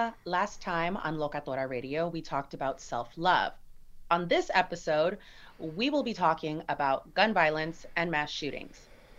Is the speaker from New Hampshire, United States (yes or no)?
no; San Gabriel Valley, California, United States; we grew up in the San Gabriel Valley.